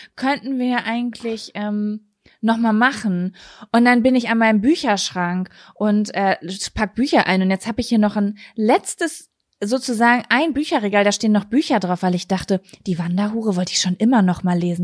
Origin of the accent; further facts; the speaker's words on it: Germany; als Deutsche